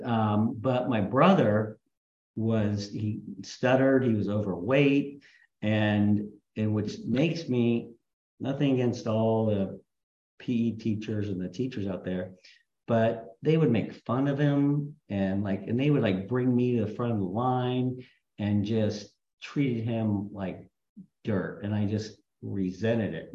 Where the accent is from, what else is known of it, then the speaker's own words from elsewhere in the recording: Huntington Beach, California, United States; also born or lived in Castro Valley, California / Berkeley, California / Los Angeles, California / St. Louis, Missouri; now in Redondo Beach, United States; I grew up in Huntington Beach